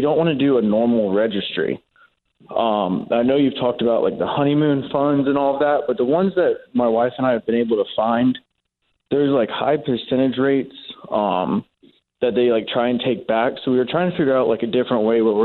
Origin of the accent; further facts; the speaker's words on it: Florida, United States; moved away as an adult; also born or lived in North Carolina; now in Alaska, United States; I was born and raised in Florida